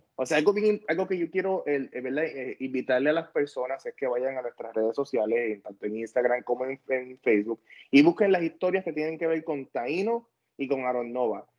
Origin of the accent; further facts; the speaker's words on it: Ponce, Puerto Rico; yo soy de Ponce